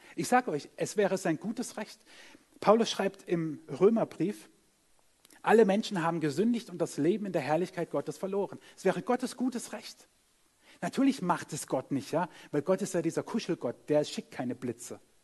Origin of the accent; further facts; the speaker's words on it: Germany; wir sind Deutsche, wir sind auch noch an der Schweizer Grenze